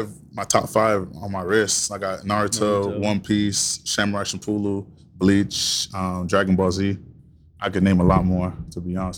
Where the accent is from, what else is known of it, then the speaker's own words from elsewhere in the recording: Fort Myers, Florida, United States; also born or lived in Washington, D.C. / Jamaica; My family's Jamaican, but we moved around a lot when I was younger. So I'm originally from Fort Myers because I grew up here. Been here since I was in fourth grade.